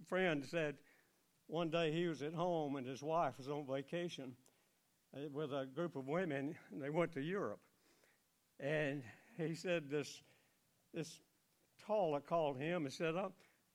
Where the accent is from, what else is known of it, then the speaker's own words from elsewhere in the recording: United States; Growing up in Elmore County in the farming atmosphere